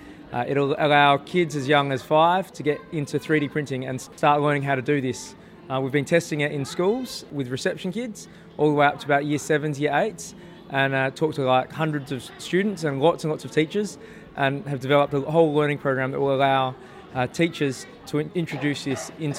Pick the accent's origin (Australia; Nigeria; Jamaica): Australia; Adelaide, South Australia; Oh, we're from Adelaide.